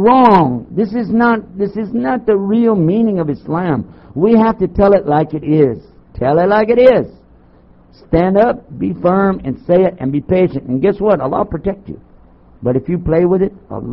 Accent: Texas, United States; I'm from Texas

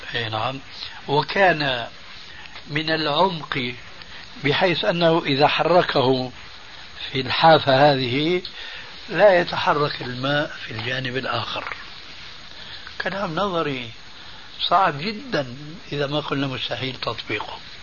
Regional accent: Syria; عندنا في الشام

